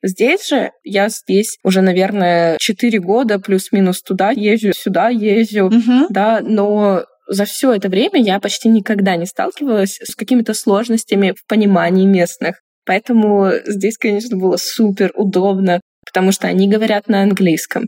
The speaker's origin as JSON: {"language": "Russian", "town": "Chelyabinsk", "region": "Chelyabinsk Oblast", "country": "Russia", "also_born_or_lived": "Tunisia", "moved": "as an adult", "said": "я из Челябинска"}